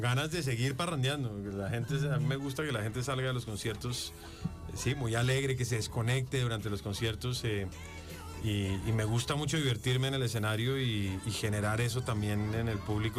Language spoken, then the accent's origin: Spanish; Bogotá, Colombia; Bogotá, que es la ciudad donde yo vengo, donde nací